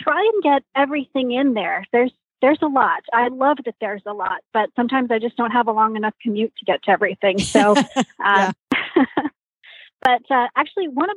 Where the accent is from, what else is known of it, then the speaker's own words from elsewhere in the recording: West Texas, United States; moved away as an adult; now in New Jersey, United States; I'm from West Texas.